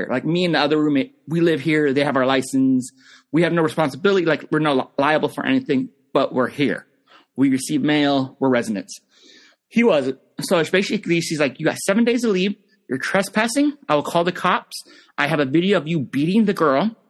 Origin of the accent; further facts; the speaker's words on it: Pennsylvania, United States; I'm from Pennsylvania.